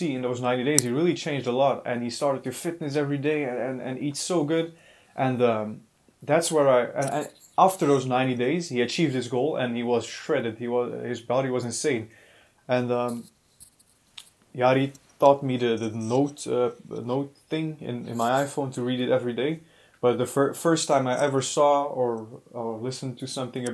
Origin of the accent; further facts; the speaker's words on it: Belgium; we are from Belgium